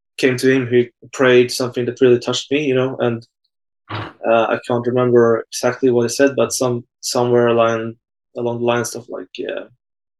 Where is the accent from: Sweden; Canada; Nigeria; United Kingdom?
Sweden; I'm from Sweden